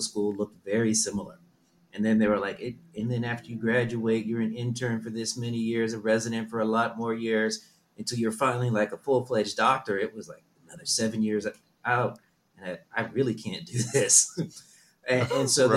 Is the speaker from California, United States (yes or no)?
yes; Southern California, United States; also born or lived in Berlin, Germany / Netherlands / New York / Tokyo, Japan; I grew up in Southern California.